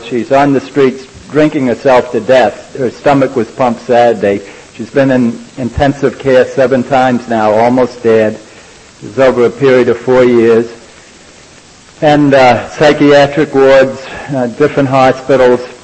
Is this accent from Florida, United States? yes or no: no; New York, United States; We're from New York